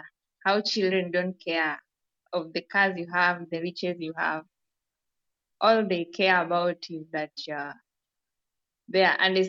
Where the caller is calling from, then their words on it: Kenya; I'm joining from Kenya. Yeah, and today is a beautiful day over here.